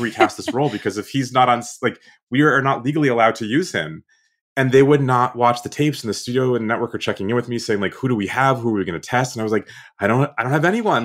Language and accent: English; Boston, Massachusetts, United States; I'm from Boston